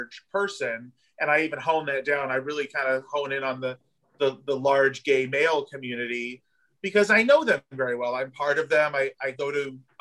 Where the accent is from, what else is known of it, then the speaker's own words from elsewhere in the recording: Southern California, United States; moved away as an adult; also born or lived in Los Angeles; now in Wilton Manors, United States; being from Southern California, where we have beaches also